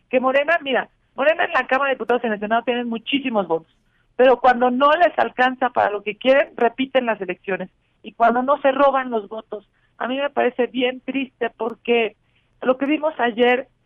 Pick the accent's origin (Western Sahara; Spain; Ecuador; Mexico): Mexico; como mexicanos